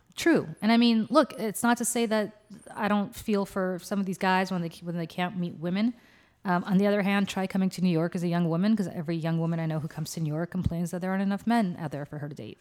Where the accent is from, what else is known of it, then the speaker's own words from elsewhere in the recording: Russia; moved away; I'm from Russia